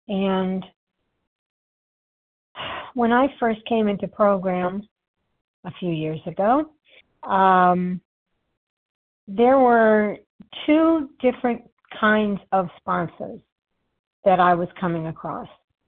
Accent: New York, United States; Always, I'm a New Yorker, I shoot from the hip, but I don't have to do so aggressively.

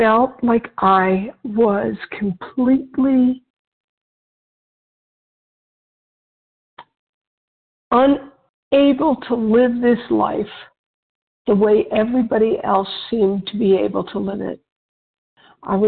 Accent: Westchester County, New York, United States; moved away as an adult; also born or lived in Switzerland; I was born in New York area, Westchester County

